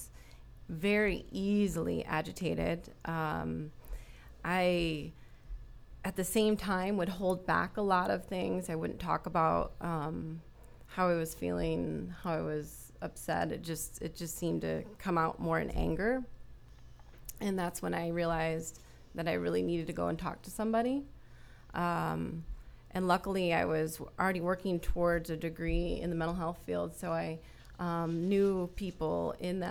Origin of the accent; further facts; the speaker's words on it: Flint, Michigan, United States; moved away as an adult; now in Florida, United States; I grew up in Flint, Michigan